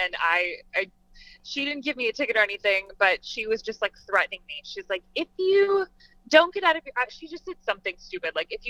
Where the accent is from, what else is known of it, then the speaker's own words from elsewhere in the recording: South Florida, United States; moved away as an adult; also born or lived in Syracuse; I grew up in South Florida.